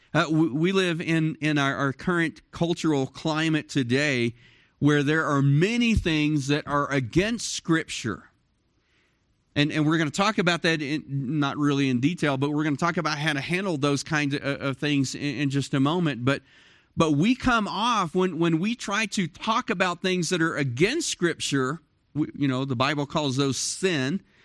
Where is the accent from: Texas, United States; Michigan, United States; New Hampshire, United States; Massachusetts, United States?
Texas, United States; Dallas; moved away as an adult; now in Cloudcroft, United States; I grew up in Dallas, Fort Worth